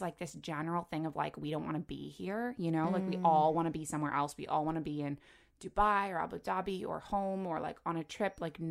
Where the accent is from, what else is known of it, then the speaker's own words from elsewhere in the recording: Toronto, Ontario, Canada; I grew up in Toronto, but then, you know, went away for 5 years to university.